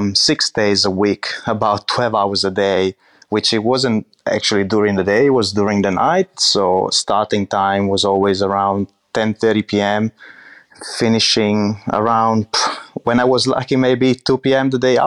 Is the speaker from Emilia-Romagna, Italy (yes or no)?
yes; Medolla, Emilia-Romagna, Italy; So I grew up in Medola, which is a really small town about 30 minutes from Modena and 30 minutes from Bologna. It's a really, how can I say, countryside kind of town.